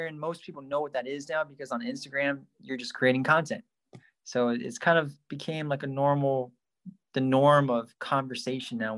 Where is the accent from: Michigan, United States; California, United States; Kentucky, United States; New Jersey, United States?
California, United States; Santa Barbara; coming back home to where I grew up in Santa Barbara